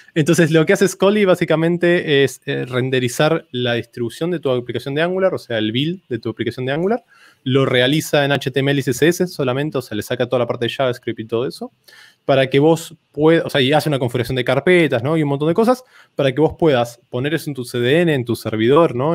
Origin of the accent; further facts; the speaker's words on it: Argentina; first language Spanish; soy de Argentina